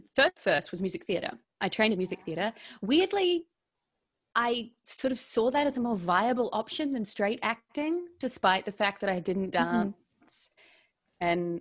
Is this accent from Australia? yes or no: yes; Melbourne, Victoria, Australia; also born or lived in New Zealand; No, I am an actress from Melbourne.